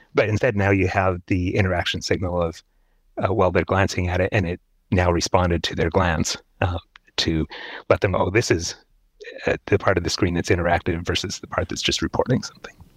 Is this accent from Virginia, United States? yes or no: no; Seattle, Washington, United States; I grew up in Seattle